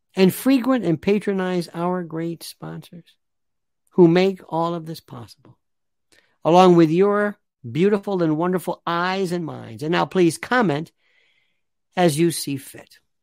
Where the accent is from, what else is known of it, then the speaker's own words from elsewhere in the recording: United States; As an American citizen